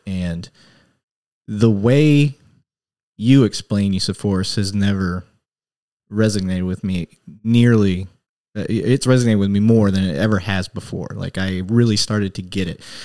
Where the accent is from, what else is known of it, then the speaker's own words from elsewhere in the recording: Flint, Michigan, United States; growing up in Flint